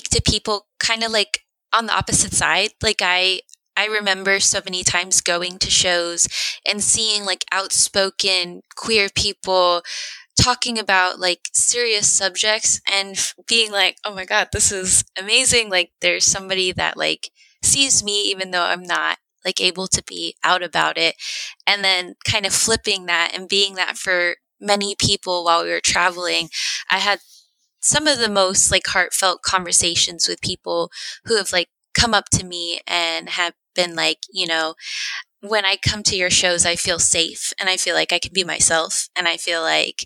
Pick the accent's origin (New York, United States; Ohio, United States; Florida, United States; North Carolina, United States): Florida, United States; first language Spanish; English is a second language; I'm from Florida, and I'm also like, I have two immigrant parents